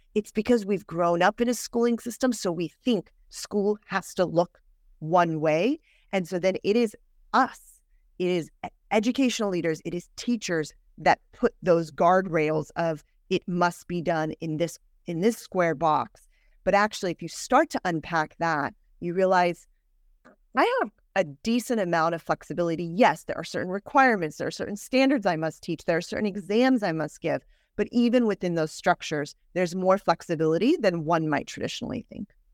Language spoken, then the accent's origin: English; Northern California, United States; I grew up in Northern California